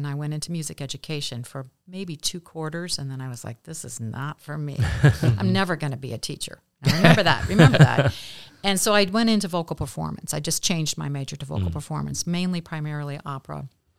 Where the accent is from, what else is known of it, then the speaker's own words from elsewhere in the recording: Kenton, Ohio, United States; Kenton was a fabulous small town, very similar to Bellefontaine in some respects.